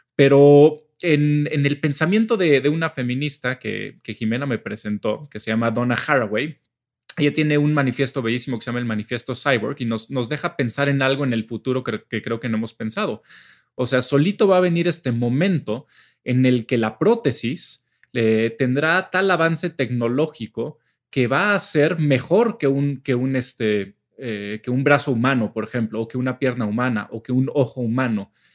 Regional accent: Mexico; somos pinches mexicanos

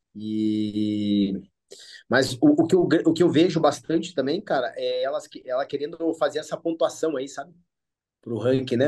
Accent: Brazil; eu sou brasileiro

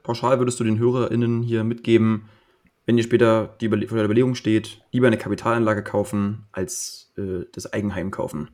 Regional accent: Potsdam, Brandenburg, Germany; ich komme ja. selbst aus dem Speckgürtel von Berlin. Ich bin in Potsdam groß geworden

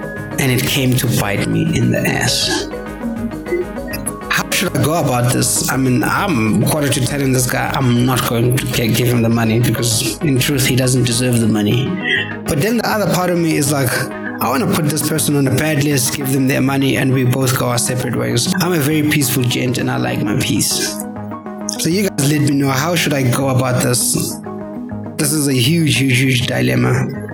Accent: South Africa; as a South African citizen

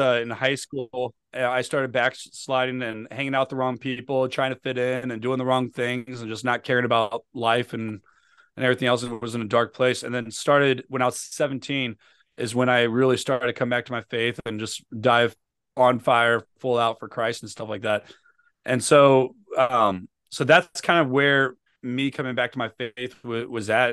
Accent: St. Louis, Missouri, United States; moved away as an adult; now in Virginia, United States; I live in, in Virginia, but I'm from Saint Louis, Missouri

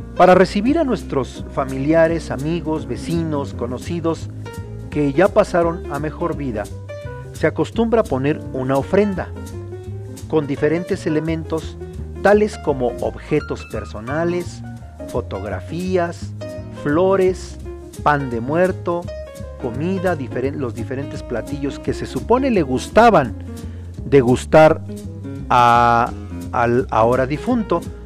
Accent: Mexico; tenemos los mexicanos

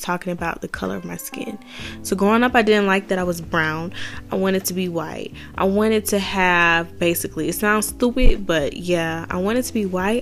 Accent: Atlanta, Georgia, United States; I grew up in Atlanta. I grew up in DeKalb

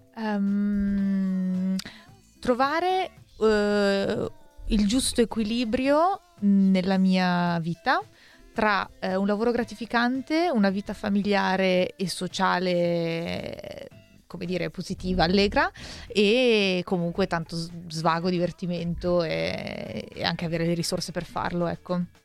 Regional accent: Milan, Lombardy, Italy

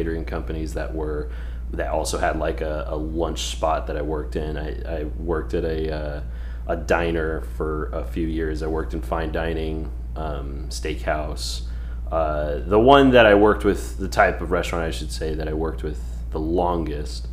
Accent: Northern California, United States; moved away as an adult; also born or lived in Houston; I grew up in California. So Northern California.

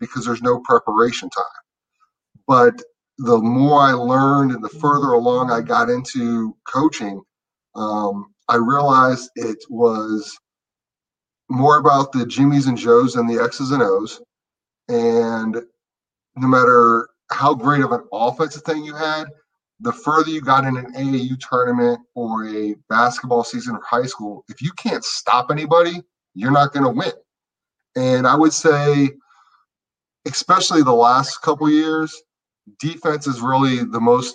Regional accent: Chantilly, Virginia, United States; I'm not from Chantilly

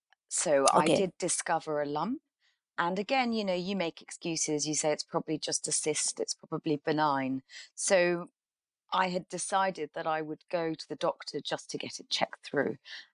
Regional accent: England, United Kingdom; also born or lived in Karachi, Pakistan / Middle East; I was born in Karachi and spent my childhood between England and the Middle East.

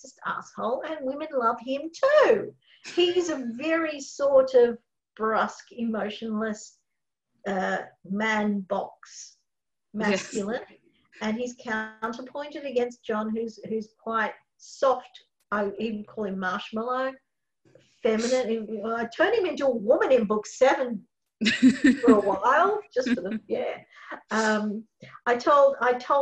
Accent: Australia; We're Australian

